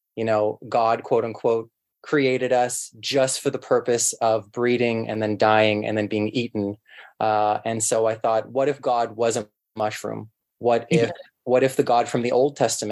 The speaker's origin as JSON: {"language": "English", "town": "Toronto", "region": "Ontario", "country": "Canada", "tie": "born or raised there", "said": "I grew up in Etobicoke, which is basically West Toronto now"}